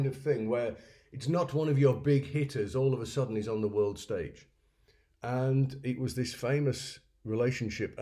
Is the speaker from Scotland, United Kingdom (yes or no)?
no; York, Yorkshire and the Humber, United Kingdom; also born or lived in Kirkbymoorside / Bishopthorpe; I was born and raised in North Yorkshire